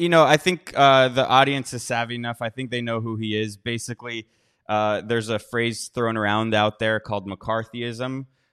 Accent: Miami, Florida, United States; now in Washington, D.C., United States; I grew up in Miami, and there, you know, I was there for a wedding a few weeks ago, and the boom, like I felt like a tourist in the town I was born.

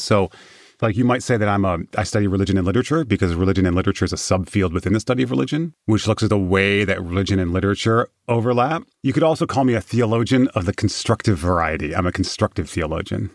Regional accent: Michigan, United States; I'm from Michigan

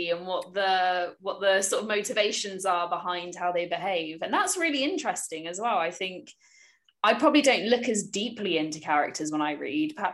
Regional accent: United Kingdom; I'm not very good at being a Brit because I don't drink tea or coffee.

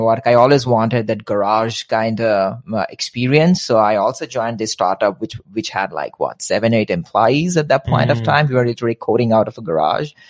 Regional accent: India; moved away as an adult; also born or lived in Midwest, United States; now in United States; both born and raised in India, spent 23 years of my life in India, and then one sudden morning thought about moving to the US

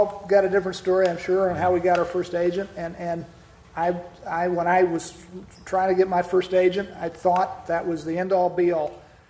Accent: Virginia, United States; moved away; I entered it in this little tiny contest in my home state of Virginia.

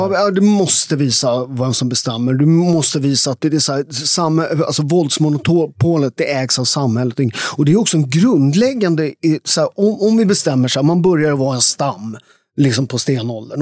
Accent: outside Naples, Campania, Italy; now in Sweden; där jag kommer från i Italien, där har, alltså jag kommer från de värsta områdena utanför Neapel

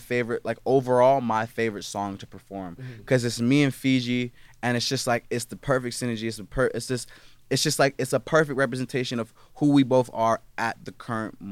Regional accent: Atlanta, Georgia, United States; I'm from Atlanta

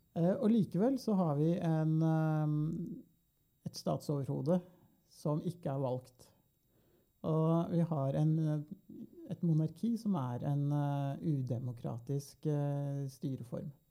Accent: Norway; vi som nordmenn

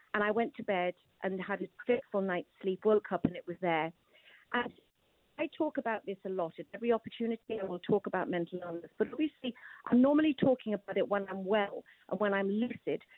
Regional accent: Newcastle upon Tyne, North East England, United Kingdom; I'm a Geordie

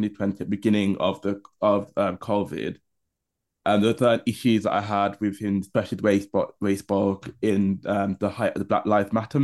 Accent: Birmingham, West Midlands, United Kingdom; now in London, United Kingdom; our hometown of Birmingham

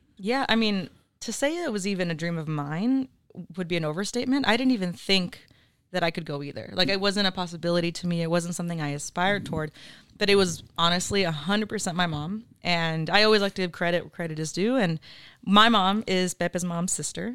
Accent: Oxnard, California, United States; I'm from Oxnard, eight oh five till I die, very proud to be from here.

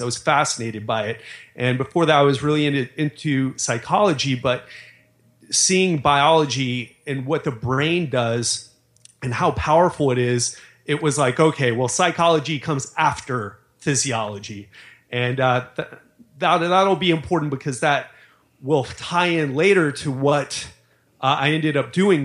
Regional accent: Miami, Florida, United States; I grew up in Miami

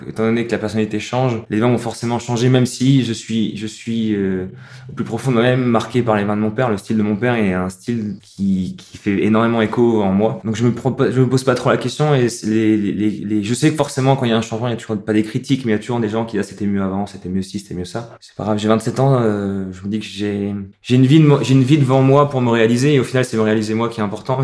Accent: Strasbourg, Grand Est, France; je suis né à Strasbourg

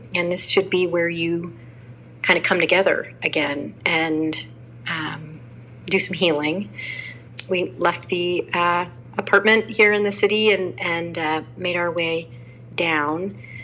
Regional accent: Houston, Texas, United States; moved away; same district where I went to school in Houston, Texas. And I told Teach for America I would go almost anywhere. They kept me in my hometown.

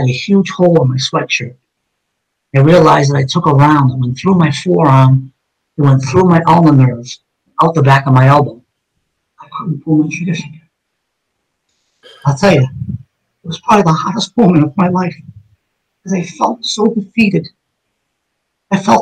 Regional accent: Somerville, Massachusetts, United States; on Rush Street, where I grew up in East Summerville, with all my childhood friends

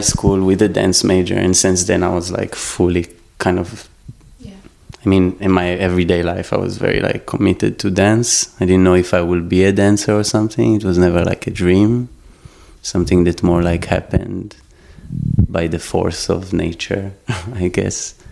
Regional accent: Israel; also born or lived in Constanța, Romania; I was born in Romania, but I grew up, grew up in Israel, so my whole life were basically in Israel.

